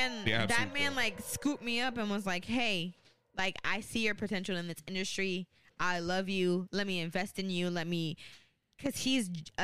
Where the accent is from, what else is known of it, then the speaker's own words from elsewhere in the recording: Jamaica; I'm a Jamaican.